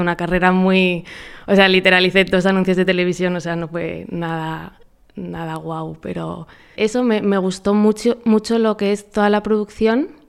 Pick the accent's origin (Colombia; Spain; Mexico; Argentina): Spain; Madrid, Community of Madrid; moved away as an adult; now in Paraguay; soy de Madrid, llevo un año y medio viviendo en Paraguay